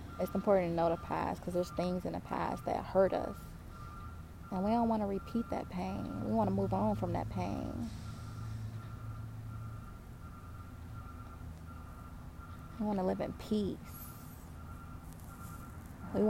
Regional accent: Detroit, Michigan, United States; moved away; I grew up in Detroit, Michigan.

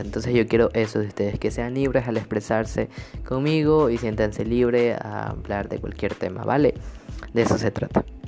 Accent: Ecuador; actualmente estoy viviendo en mi país, en mi hermoso país Ecuador

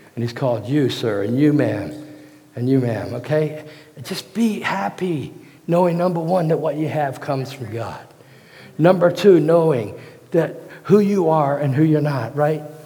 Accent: Hampton, Virginia, United States; moved away; I was raised in Hampton, Virginia

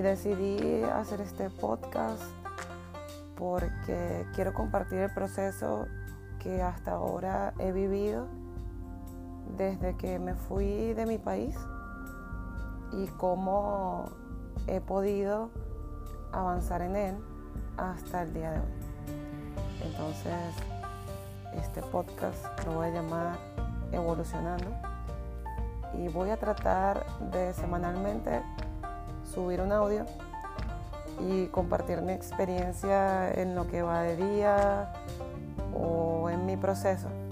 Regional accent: Venezuela; moved away as an adult; soy inmigrante venezolana

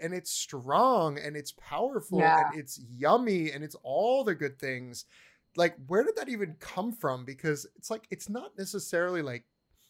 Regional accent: Philippines; And I'm curious, as a Filipino, like, let's talk about that.

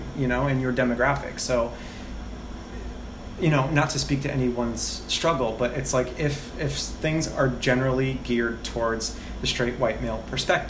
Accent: Connecticut, United States; now in Brooklyn, United States; I was born and raised in Connecticut, so just next door.

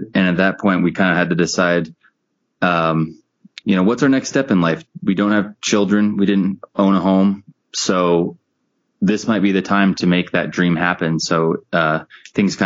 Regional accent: Seattle, Washington, United States; we're from Seattle

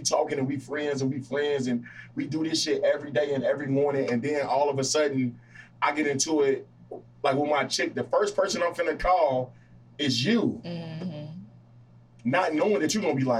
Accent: Danville, United States; now in Chicago, United States; I'm all the way up here in Chicago, and I'm away, and I'm from Danville

